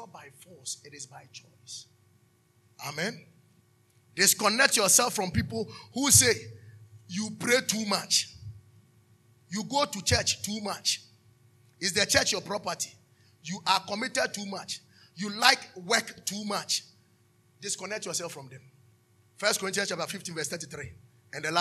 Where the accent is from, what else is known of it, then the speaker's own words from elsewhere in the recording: Taifa, Greater Accra, Ghana; All my colleagues that we grew up in Taifa